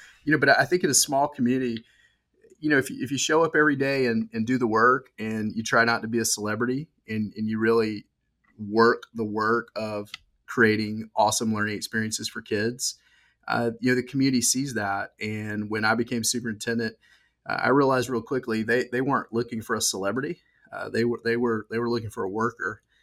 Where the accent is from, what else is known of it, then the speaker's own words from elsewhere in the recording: Georgia, United States; accent: Southern; I was born and raised here in Georgia